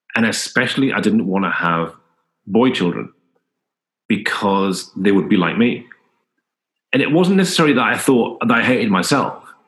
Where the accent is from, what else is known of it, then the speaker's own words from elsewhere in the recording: Newcastle upon Tyne, North East England, United Kingdom; I was born in in Newcastle